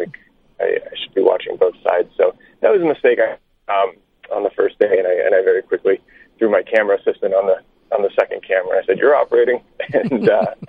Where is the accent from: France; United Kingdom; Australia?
France; I grew up in France. So you're not totally wrong there.